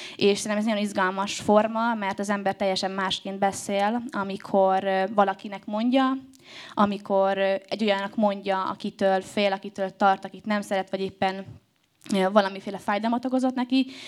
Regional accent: Debrecen, Hajdú-Bihar, Hungary; now in Budapest, Hungary

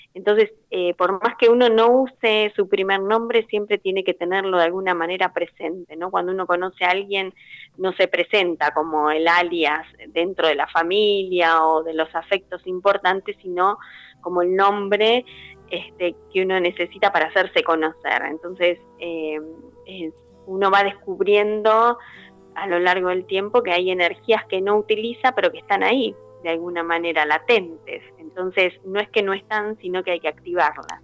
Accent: Buenos Aires, Argentina; moved away as an adult; now in Bragado, Argentina; soy de Buenos Aires, pero estoy viviendo en Bragado, que está a 200 kilómetros.

